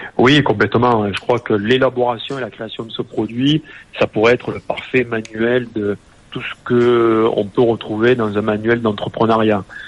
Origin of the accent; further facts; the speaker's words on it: Nîmes, Occitania, France; je suis né à Nîmes, j'ai 48 ans